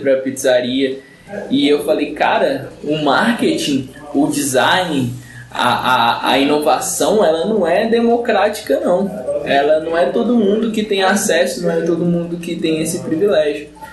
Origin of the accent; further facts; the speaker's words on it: São Paulo, Brazil; eu sou de São Paulo